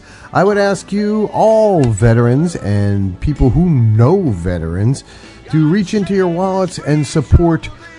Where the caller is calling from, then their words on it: Hilton Head, South Carolina, United States; So I am from Hilton Head, South Carolina, and the shadows of the New York City skyline.